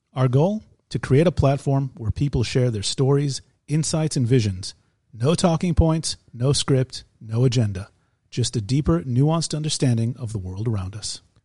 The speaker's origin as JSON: {"language": "English", "country": "United States", "tie": "born or raised there", "moved": "yes", "lives_now": "Israel", "said": "We're two Jewish guys. We grew up in America"}